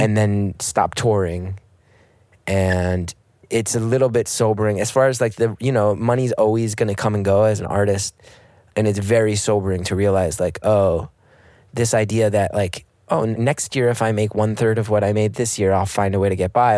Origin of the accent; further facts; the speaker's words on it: United States; as an American